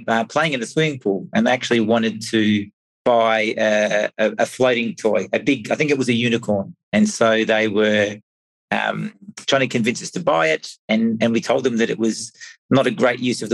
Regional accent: Australia; moved away as an adult; now in Europe; I'm originally from Australia, but been living in Europe for 15 years

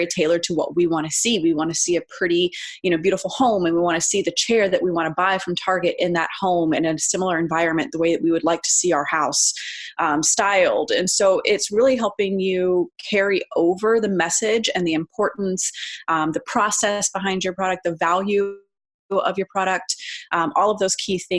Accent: Texas, United States; now in Phoenix, United States; I'm originally actually from Texas, but I am based here in Phoenix, Arizona

